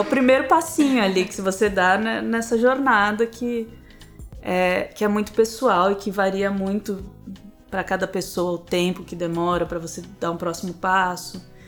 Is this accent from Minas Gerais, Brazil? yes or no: no; São Paulo, Brazil; also born or lived in Rio de Janeiro; eu nasci no Rio. Eu fui criada em São Paulo, mas eu nasci no Rio.